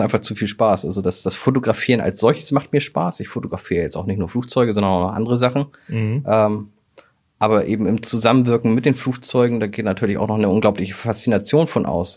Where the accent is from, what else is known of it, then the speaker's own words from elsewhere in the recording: Hamburg, Germany; Ich bin 1988 mit meiner Mutter von Altona nach Fußbüttel gezogen